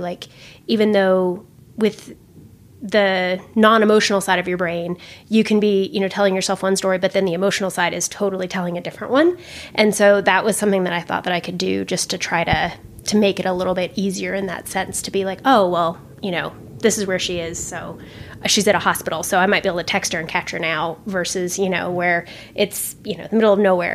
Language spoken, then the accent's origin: English; Eastern Nevada, United States; moved away; I grew up in Eastern Nevada, like the closest grocery store is an hour and a half away.